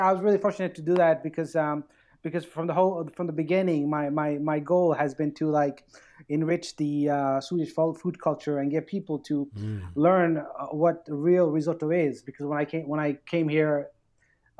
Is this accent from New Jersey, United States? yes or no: no; New York City, New York, United States; moved away as an adult; also born or lived in Bangladesh / Virginia / Stockholm, Sweden; now in Sweden; me growing up in Queens, New York